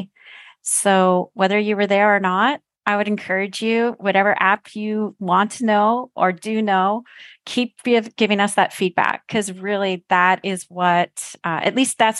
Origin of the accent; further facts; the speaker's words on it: Canada; I'm a Canadian